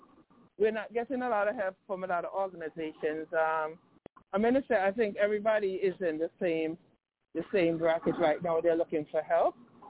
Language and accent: English; Antigua & Barbuda; I'm from Antigua, and I am part of the Antigua and Barbuda's Kia team.